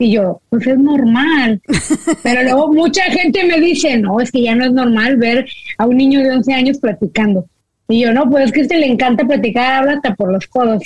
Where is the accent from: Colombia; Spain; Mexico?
Mexico; now in United States; nosotros que venimos de México